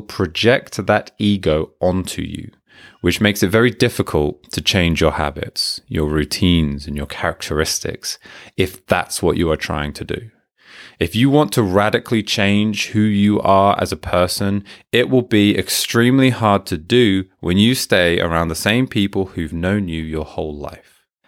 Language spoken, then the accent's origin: English; Hertfordshire, East of England, United Kingdom; moved away as an adult; also born or lived in Manchester, United Kingdom; now in Japan; As a teenager, as a child, growing up in Hertfordshire